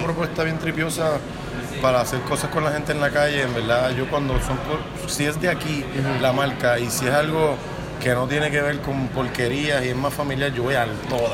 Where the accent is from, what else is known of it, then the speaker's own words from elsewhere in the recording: Puerto Rico; mi experiencia como puertorriqueño